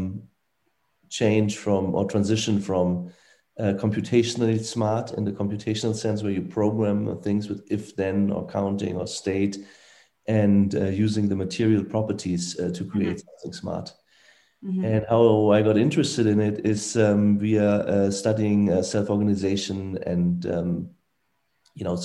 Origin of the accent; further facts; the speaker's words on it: Frankfurt, Hesse, Germany; I grew up in Frankfurt, Germany, most of the time